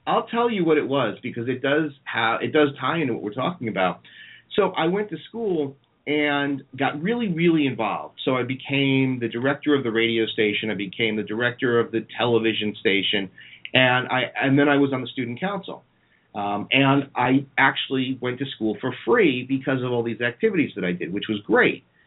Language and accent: English; New Jersey, United States; I'm from North Jersey where there's a mall every five steps